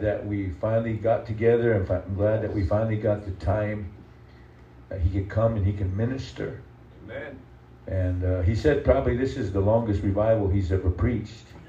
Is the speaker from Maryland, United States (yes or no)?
no; South Dakota, United States